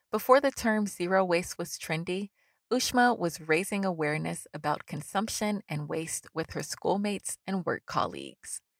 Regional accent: United States; I'm Black American, so you know, like all my grandparents and stuff were born here for the most part.

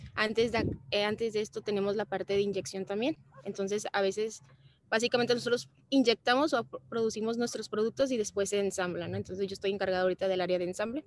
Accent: Mexico; los mexicanos somos como más amorosos que los, los brasileños

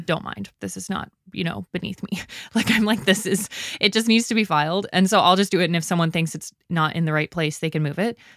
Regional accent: Canada; I'm Canadian

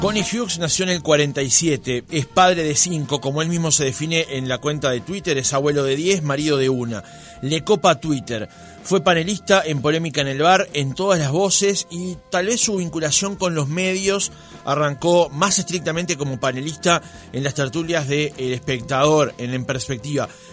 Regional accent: Montevideo, Uruguay; also born or lived in Prado, Montevideo; yo nací en Capurro, después me mudé para el Prado. Y yo iba a la escuela que está enfrente a la cancha de, Fénix.

